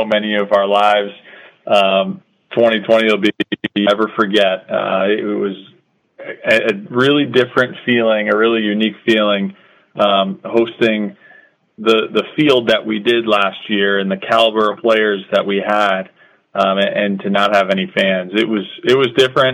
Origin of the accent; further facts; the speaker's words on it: Connecticut, United States; also born or lived in North Carolina; I grew up here in Connecticut, so, Connecticut's kind of always been home for me.